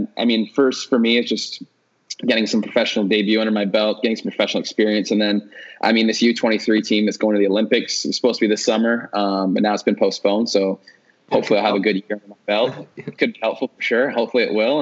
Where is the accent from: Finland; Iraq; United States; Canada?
Canada; Aurora, Ontario; my town that I grew up in, Aurora, is actually a big hockey town